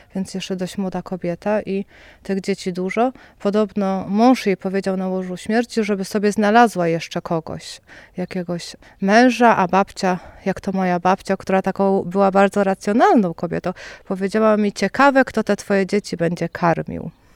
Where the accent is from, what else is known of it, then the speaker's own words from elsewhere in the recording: Wola Obszańska, Lublin Voivodeship, Poland; moved away as an adult; also born or lived in Biłgoraj; now in Warsaw, Poland; Ja też mieszkałam właśnie stąd, wyprowadziliśmy się do Biłgoraja